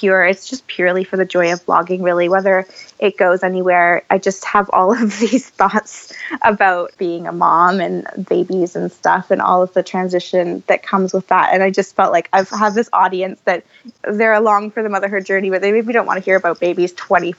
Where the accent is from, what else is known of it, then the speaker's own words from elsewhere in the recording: Canada; moved away as an adult; now in United Kingdom; I'm Canadian by birth